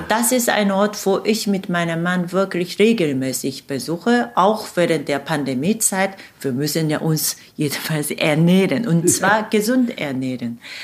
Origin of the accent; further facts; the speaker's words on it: Seoul, South Korea; German is a second language; moved away as an adult; now in Hanover, Germany; meiner Heimatstadt Saul, die etwa 10 Millionen Einwohner